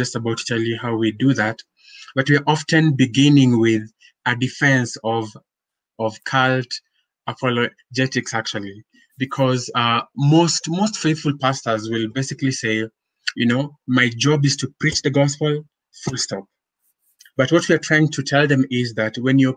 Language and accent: English; Nairobi, Kenya; So born and raised in Nairobi, I'm a Kenyan by birth.